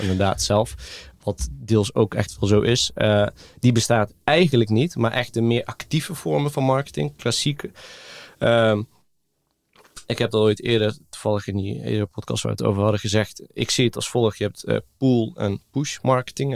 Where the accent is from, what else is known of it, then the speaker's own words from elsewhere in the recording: Greece; now in Netherlands; ik ben gewoon opgegroeid in het Griekenland